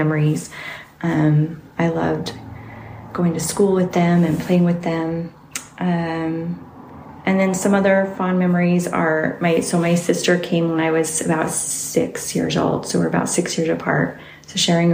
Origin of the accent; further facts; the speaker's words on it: Salt Lake City, Utah, United States; also born or lived in Sandy, Utah / Bountiful, Utah; I was born in Salt Lake and lived basically in the Salt Lake area, Sandy, Cinderville, and Bountiful. That's where I grew up.